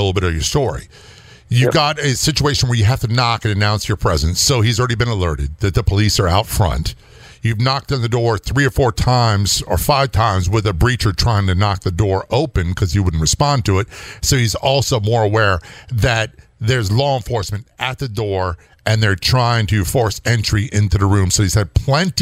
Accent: East Coast, United States; I'm from the East Coast

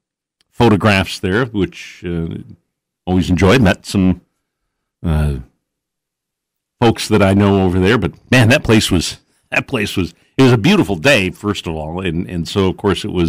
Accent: West Salem, Wisconsin, United States; I grew up in West Salem

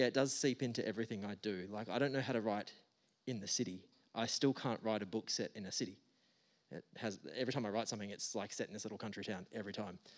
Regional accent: Geraldton, Western Australia, Australia; you can kind of you can move away from Geraldton, but the Gero Dero is always inside you forever

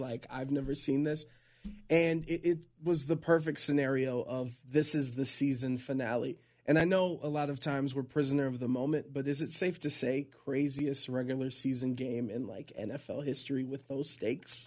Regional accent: Cleveland, Ohio, United States; I'm from Cleveland

